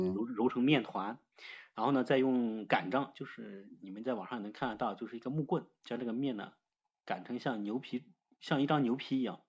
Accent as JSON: {"language": "Chinese", "region": "Southern Shaanxi", "country": "China", "tie": "born or raised there", "moved": "yes", "lives_now": "Xi'an, China", "said": "我长期在西安，我老家是陕南的"}